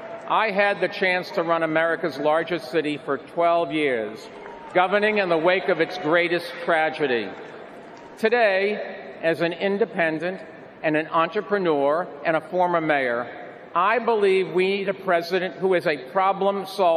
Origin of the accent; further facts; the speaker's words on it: New York City, New York, United States; I'm a New Yorker